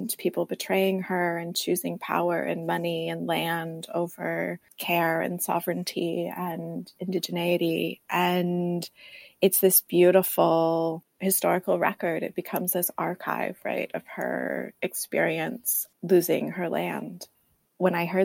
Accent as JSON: {"language": "English", "area": "right outside of San Francisco", "region": "California", "country": "United States", "tie": "born or raised there", "said": "I grew up right outside of San Francisco in California."}